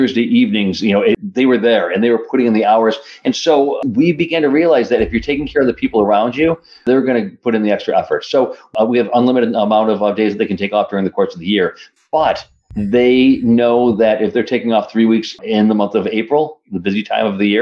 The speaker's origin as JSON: {"language": "English", "town": "Rochester", "region": "New York", "country": "United States", "said": "I'm from Rochester, New York"}